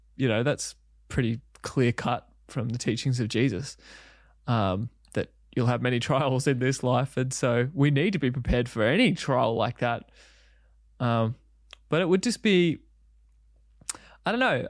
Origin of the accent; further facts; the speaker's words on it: Country Victoria, Australia; growing up, uh, Country Victoria